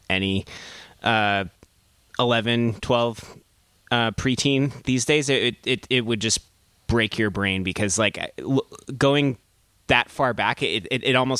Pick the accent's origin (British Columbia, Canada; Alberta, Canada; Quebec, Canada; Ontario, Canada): British Columbia, Canada; Victoria; now in Montreal, Canada; growing up in Victoria